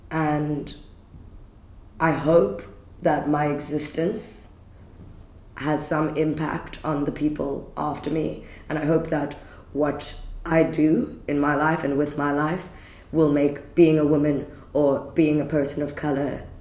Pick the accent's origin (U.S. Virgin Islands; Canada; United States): Canada; And I I grew up in Canada. I've been back to Canada, and it's one of the most safe places.